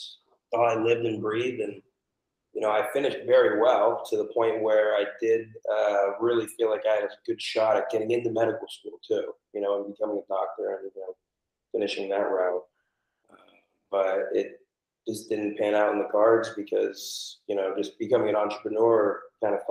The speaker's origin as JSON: {"language": "English", "town": "Portland", "region": "Maine", "country": "United States", "moved": "yes", "lives_now": "Florida, United States", "said": "I'm actually originally from Portland, Maine."}